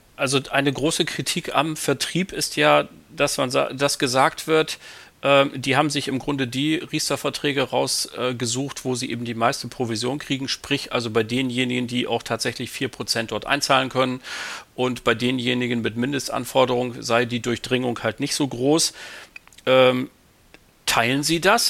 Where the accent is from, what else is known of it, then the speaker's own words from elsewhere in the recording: Bremen, Germany; als Bremer